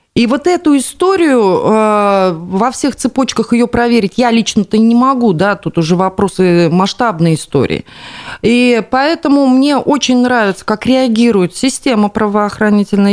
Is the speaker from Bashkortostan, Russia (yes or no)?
yes; Bashkortostan, Russia; нашей республики